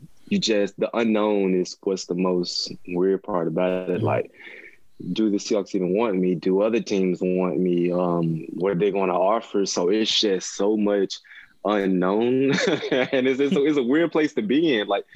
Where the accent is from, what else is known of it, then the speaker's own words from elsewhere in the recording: Mississippi, United States; now in Seattle, United States; I grew up in Mississippi.